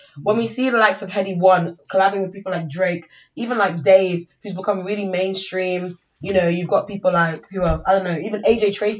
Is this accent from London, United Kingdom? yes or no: yes; London, United Kingdom; I'm from North